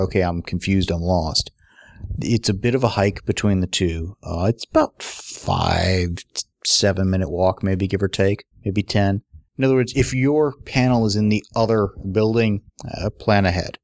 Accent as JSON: {"language": "English", "country": "United States", "said": "as an American"}